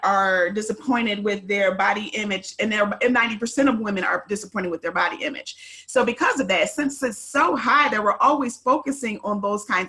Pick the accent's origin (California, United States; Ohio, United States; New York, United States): Ohio, United States; now in Dallas-Fort Worth, United States; I am originally from Ohio.